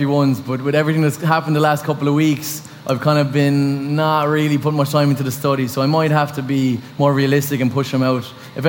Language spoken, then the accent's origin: English; Ireland; I'm just an Irishman true and true